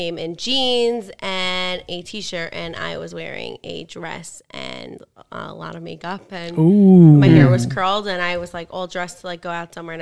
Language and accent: English; New York City, New York, United States; I'm born in Brooklyn, and I live there